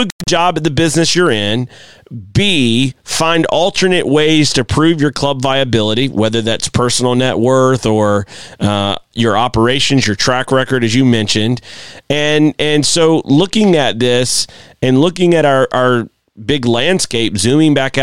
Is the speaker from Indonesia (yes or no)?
no; United States; as an American